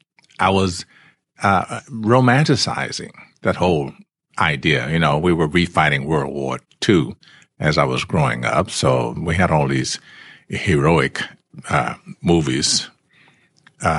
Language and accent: English; Memphis, Tennessee, United States; moved away; I was born in Memphis, Tennessee